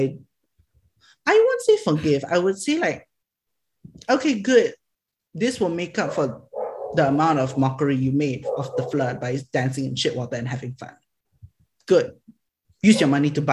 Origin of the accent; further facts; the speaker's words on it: Selangor, Malaysia; also born or lived in Johor Bahru; Selangor, my hometown.